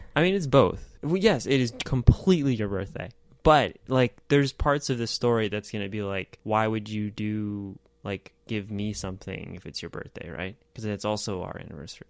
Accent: United States; as an American

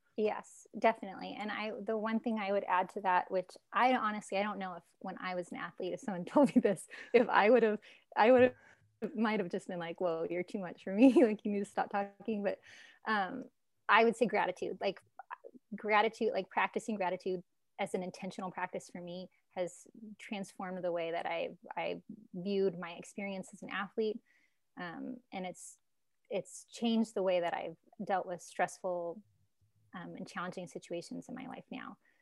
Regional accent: Alaska, United States; moved away as an adult; also born or lived in California; I grew up in Alaska, moved to California, went to a community college.

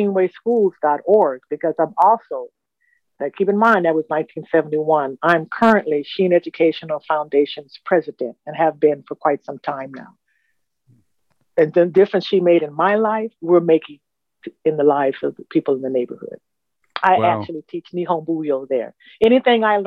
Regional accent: Los Angeles, California, United States; I was born and raised in Los Angeles, California.

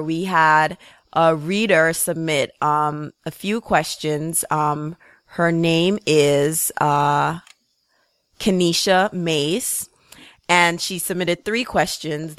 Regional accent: Jamaica; moved away; growing up in Jamaica

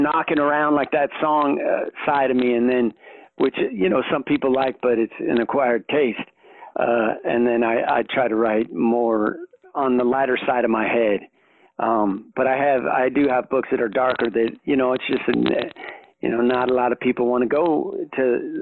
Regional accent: Reno, Nevada, United States; I grew up in Reno, Nevada

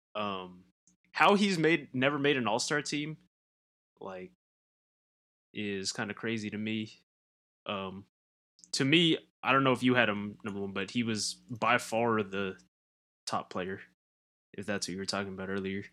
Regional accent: Southern California, United States; growing up in Southern California

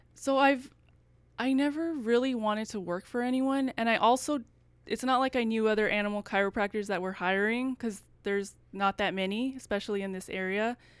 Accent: El Paso, Texas, United States; now in Dallas, United States; I'm from El Paso, so I wanted to stay in Texas

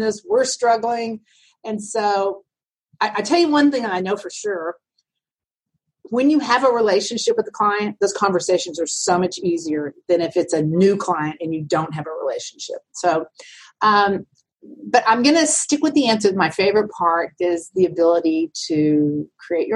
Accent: Altus, Oklahoma, United States; now in Dallas, United States; I grew up in Oklahoma, in the southwest corner of Oklahoma. It's a town called Altus.

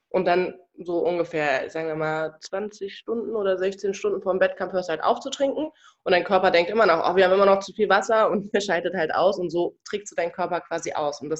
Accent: Cologne, North Rhine-Westphalia, Germany; now in Berlin, Germany; Yes, ich bin ein Kölscher Mädchen.

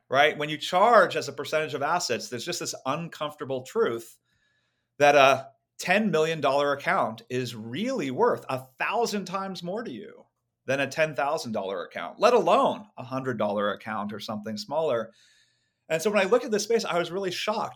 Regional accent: Silicon Valley, California, United States; I grew up in Silicon Valley

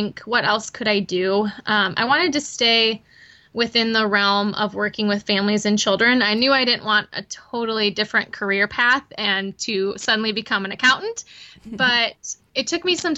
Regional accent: Michigan, United States; moved away as an adult; now in Chattanooga, United States; I am originally from Michigan, grew up there, went to college there

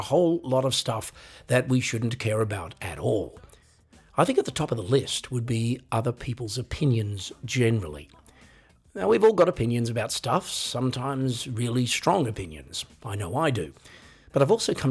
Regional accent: Australia; I am an Australian

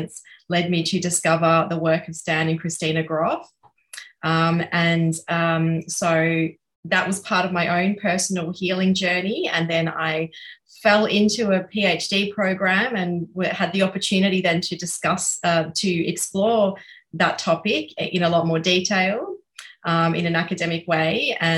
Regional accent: Australia; I'm speaking as a white Australian

